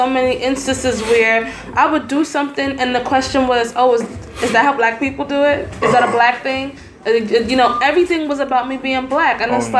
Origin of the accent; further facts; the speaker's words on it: New York City, New York, United States; also born or lived in Jacksonville, Florida; Because I grew up in New York, right? Mm-hmm. And I lived in Florida, Jacksonville, Florida, for a year. I went to university.